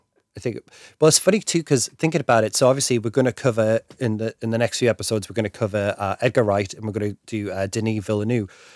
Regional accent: England, United Kingdom; me being English

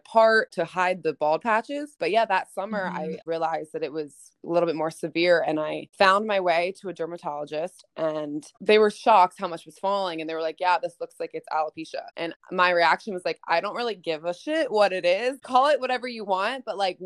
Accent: Philadelphia, Pennsylvania, United States; moved away as an adult; now in Los Angeles, United States; I am from Philly, Pennsylvania, but I live in Los Angeles.

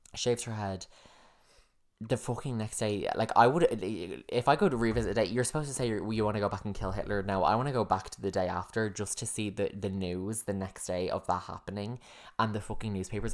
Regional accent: United States; I am an American

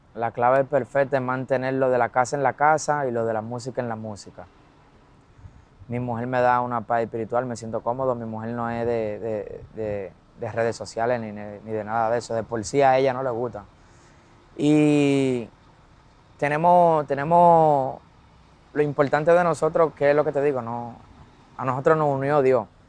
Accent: Dominican Republic

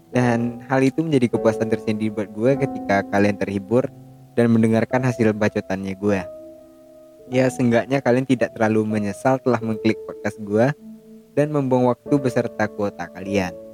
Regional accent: West Sumatra, Indonesia; accent: Minang; Indonesia dan sedikit terbawa logat Minang, gue nggak gue nggak bilang logat logat bahasa lain ya, logat bahasa gue sendiri gitu.

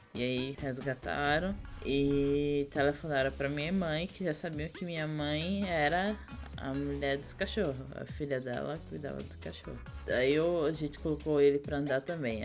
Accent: Vitória de Santo Antão, Pernambuco, Brazil; accent: nordestino; moved away as an adult; also born or lived in Paraíba; now in São Paulo, Brazil; lá em Pernambuco, na minha cidade, Vitória do Tututão, a gente ficava num, num sítio grande

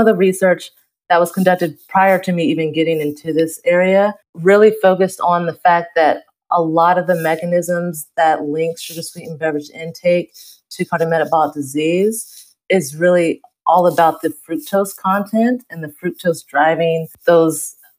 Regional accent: the South, United States; moved away; I was born and raised in the South

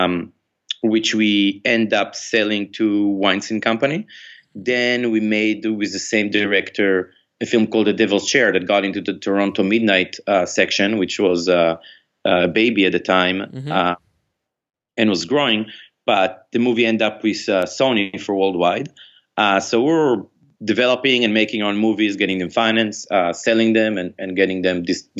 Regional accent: Israel; moved away; I grew up in Israel

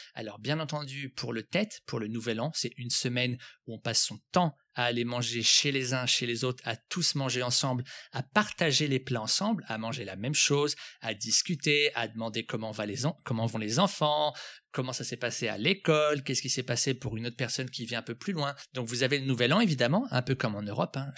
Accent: France; now in Vietnam; en tant que Français lorsque je vis au Vietnam

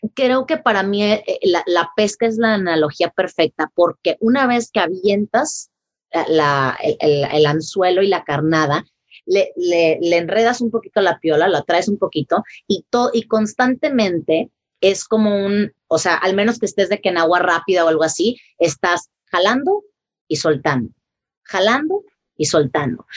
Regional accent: Tampico, Tamaulipas, Mexico; yo soy eh, de Tampico, Tamaulipas, ¿verdad? En México.

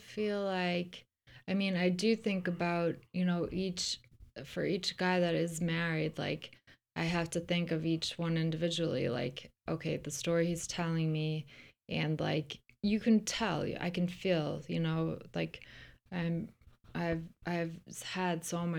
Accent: Ireland; now in United States; it's cause I'm not like grown up in America or something.

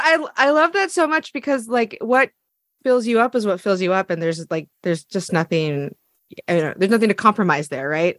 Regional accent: Eugene, Oregon, United States; I'm from Eugene, Oregon.

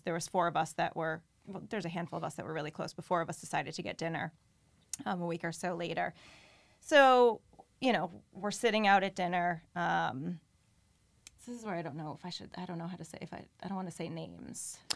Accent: New Haven, Connecticut, United States; also born or lived in Wallingford, Connecticut / Norwalk, Connecticut; I grew up in the New Haven area and then in middle school had moved, um, to the Wallingford area.

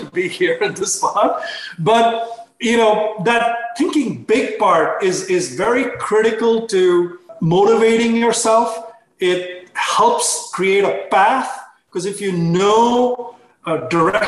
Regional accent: India; I was growing up in India

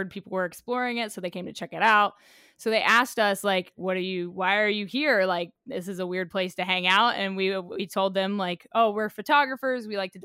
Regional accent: Oklahoma, United States; as a kid growing up in Oklahoma, my brothers and I used to go out in the woods behind our neighborhood

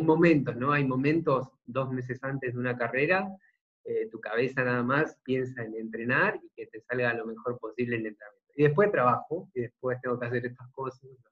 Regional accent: Argentina; soy de Argentina

